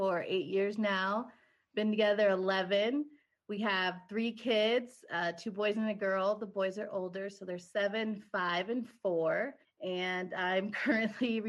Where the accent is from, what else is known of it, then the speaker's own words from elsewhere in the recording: Seattle, Washington, United States; moved away as an adult; now in Bozeman, United States; We are originally from Seattle, Washington. So we both weren't born there, but we were raised there.